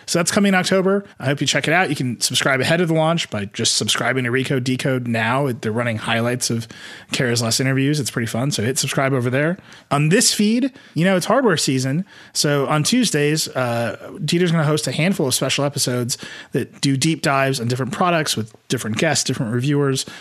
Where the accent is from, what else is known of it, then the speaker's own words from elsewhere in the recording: Midwest, United States; I'm from the Midwest